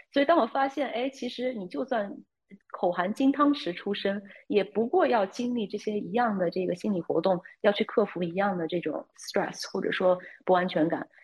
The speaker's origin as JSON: {"language": "Chinese", "area": "near Boston", "region": "Massachusetts", "country": "United States", "tie": "born or raised there", "said": "我就是在波士顿附近长大"}